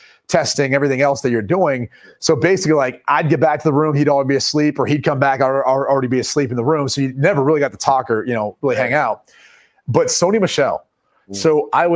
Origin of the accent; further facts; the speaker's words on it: Columbus, Ohio, United States; growing up in Columbus, Ohio